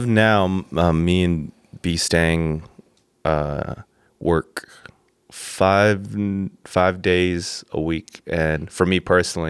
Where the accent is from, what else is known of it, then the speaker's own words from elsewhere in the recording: Pasadena, California, United States; born there; also born or lived in San Diego; So, I was born in Pasadena, 626.